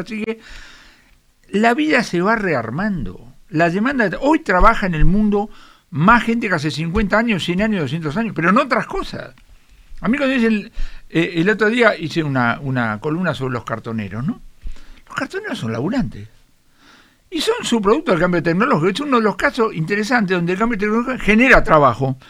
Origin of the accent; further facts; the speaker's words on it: Buenos Aires, Argentina; nosotros somos malplatense y porteño